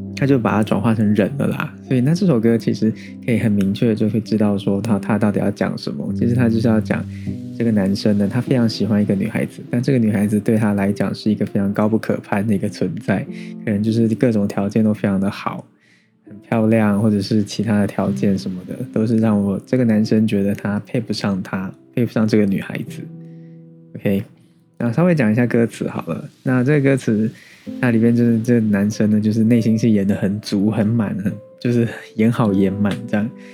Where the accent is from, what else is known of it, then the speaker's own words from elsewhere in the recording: Taiwan; 身为台湾人